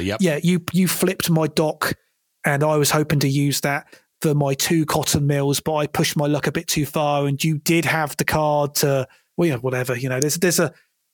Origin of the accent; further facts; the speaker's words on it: United Kingdom; my home country of the United Kingdom